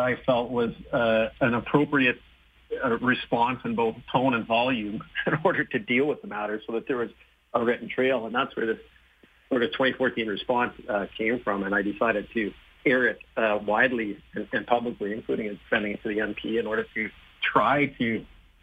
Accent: Saskatchewan, Canada; I was born in Saskatchewan, and we had both of our kids here in Saskatoon

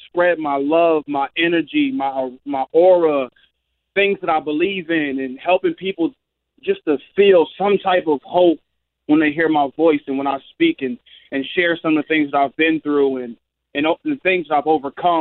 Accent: Philadelphia, Pennsylvania, United States; I'm home in my hometown

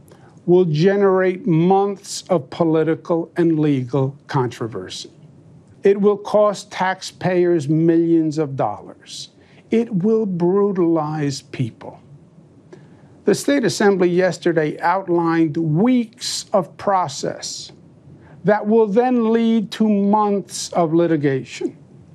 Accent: New York, United States; I'm a New Yorker, born and bred.

